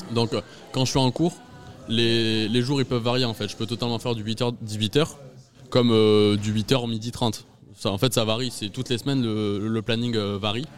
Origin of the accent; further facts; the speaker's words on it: Agen, Nouvelle-Aquitaine, France; j'habite euh, encore chez mes parents, je suis d'Agen